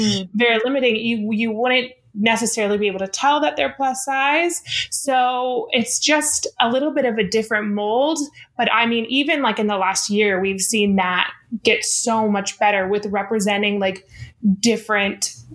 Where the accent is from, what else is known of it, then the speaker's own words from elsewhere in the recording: Denver, Colorado, United States; now in Los Angeles, United States; I'm from Denver, Colorado